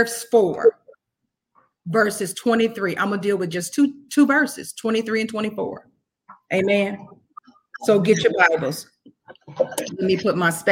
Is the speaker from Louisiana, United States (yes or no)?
yes; Clinton, Louisiana, United States; I'm from Louisiana, born and raised in Clinton, Louisiana